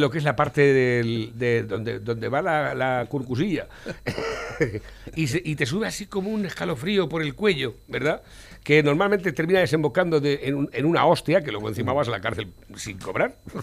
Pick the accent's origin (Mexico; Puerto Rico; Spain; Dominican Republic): Spain; como español